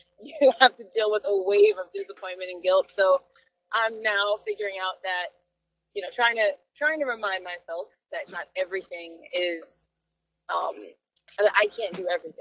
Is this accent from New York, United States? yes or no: yes; New York City, New York, United States; I'm a New Yorker.